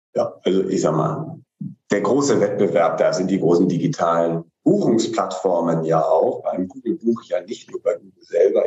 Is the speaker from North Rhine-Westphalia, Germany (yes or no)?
no; Hamburg, Germany; als Hamburger